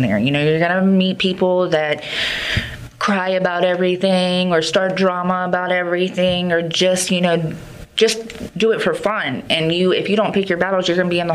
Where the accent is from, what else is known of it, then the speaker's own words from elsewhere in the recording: Northern Virginia, United States; also born or lived in Front Royal, Virginia; now in Richmond, United States; I'm actually from Northern Virginia, but I've been living in Front Royal the last 10 years.